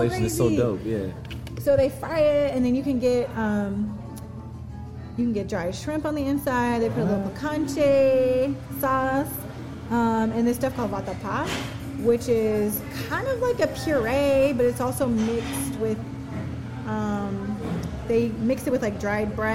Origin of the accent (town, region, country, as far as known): United States